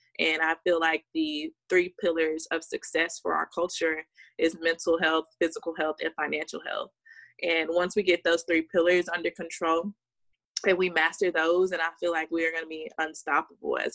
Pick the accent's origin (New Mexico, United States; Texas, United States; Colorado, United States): Texas, United States; Dallas-Fort Worth Metroplex; also born or lived in Louisiana; I'm originally from Louisiana, but I've been in Texas for my whole life